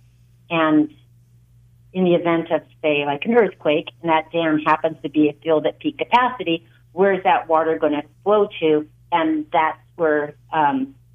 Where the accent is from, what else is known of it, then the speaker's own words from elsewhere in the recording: Santa Clarita Valley, California, United States; I grew up in the Santa Clarita Valley